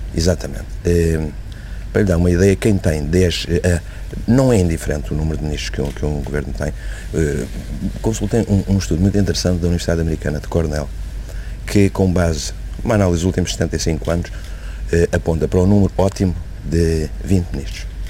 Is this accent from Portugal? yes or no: yes; Portugal; Como português